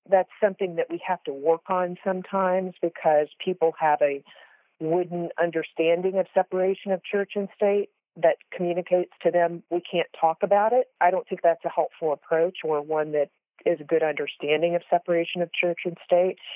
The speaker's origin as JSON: {"language": "English", "country": "United States", "said": "as both an American and a Christian"}